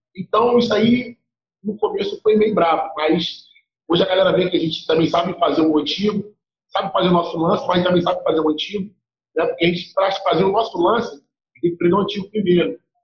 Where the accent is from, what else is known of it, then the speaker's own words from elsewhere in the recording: Duque de Caxias, Rio de Janeiro, Brazil; Sou de Caxias, não de Caxias, Rio de Janeiro